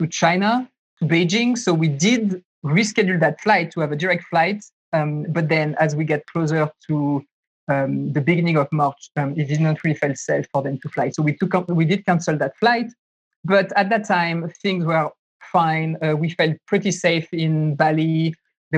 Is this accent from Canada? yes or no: no; France; moved away as an adult; also born or lived in San Francisco, United States; now in Taiwan; So I grew up in France. I moved there 2008